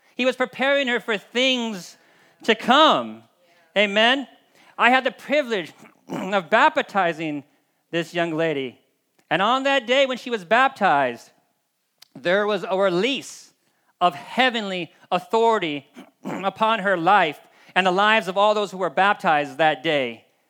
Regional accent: United States; we as the American or Western body of Christ

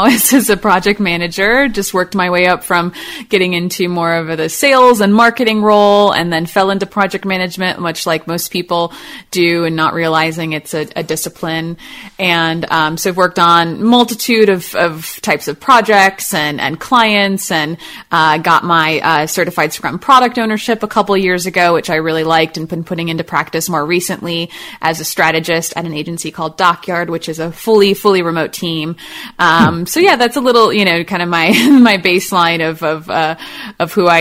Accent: Chicago, Illinois, United States; now in Austin, United States; I'm from Chicago, so I've seen a lot of snow and been in that a whole lot

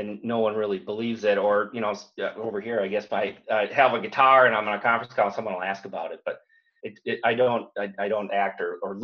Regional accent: St. Cloud, Minnesota, United States; I was a heavy metal guy growing up in St. Cloud

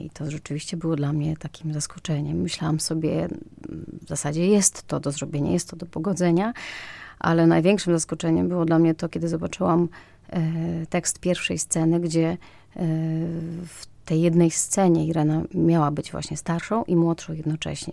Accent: Mostyska, Lviv Oblast, Ukraine; Polish is a second language; moved away as an adult; also born or lived in Kraków; now in Poland; urodziłam się w Mościskach w Ukrainie, 15 km od granicy polsko-ukraińskiej

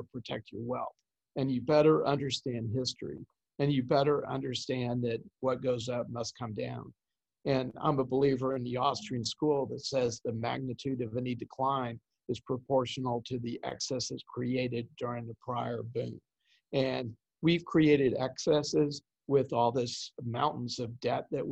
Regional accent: Kansas City, United States; I'm a Kansas City boy, so I'm from the Midwest

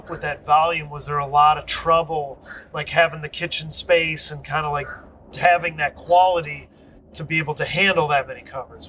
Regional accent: Michigan, United States; I'm from Michigan

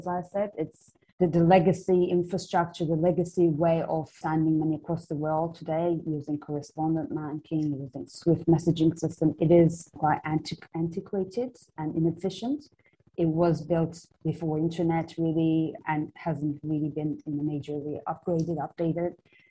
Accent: Istanbul, Turkey; Yeah, so very briefly, I grew up in Istanbul, Turkey.

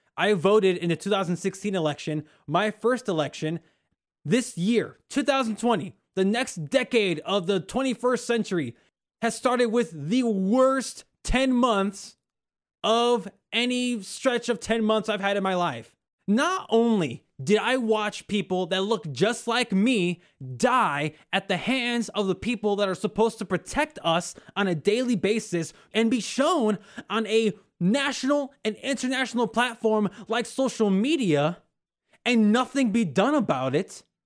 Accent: Northwest Indiana, United States; also born or lived in Oklahoma; I'm from Northwest Indiana

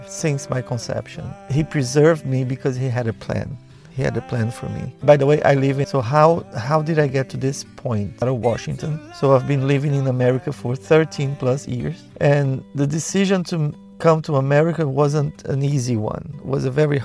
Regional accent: Brazil; also born or lived in Recife, Brazil / São Paulo, Brazil; I was born in Brazil in 1967

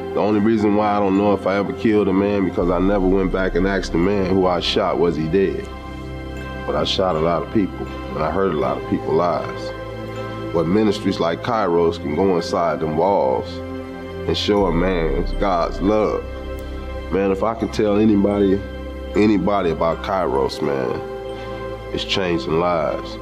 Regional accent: Los Angeles, California, United States; I was born and raised in Los Angeles, California. I grew up in the street gangs there

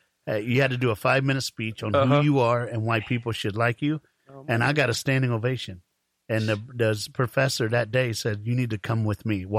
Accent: Fort Myers, Florida, United States; I'm from Fort Myers, Naples, all

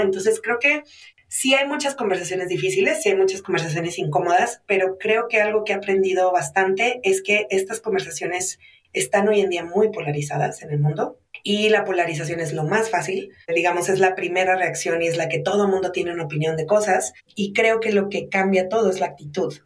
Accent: Mexico; me identifico como mexicana y empiezo a ver que mi identidad mexicana tiene un historial

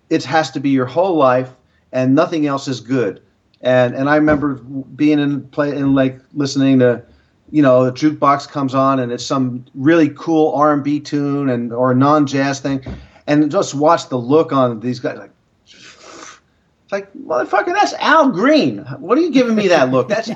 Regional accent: New York, United States; moved away; also born or lived in Boston; I'm a New Yorker.

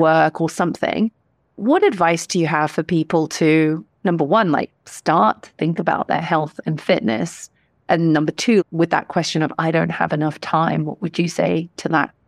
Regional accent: Hong Kong; Growing up in Hong Kong

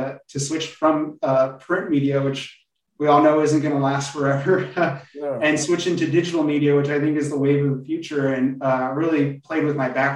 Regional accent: Covina, California, United States; I grew up in a little town in Southern California called Covina.

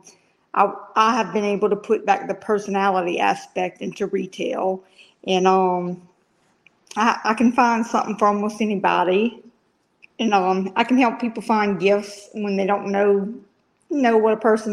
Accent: Louisiana, United States; also born or lived in Birmingham, Alabama; now in Tuscaloosa, United States; I'm from Louisiana

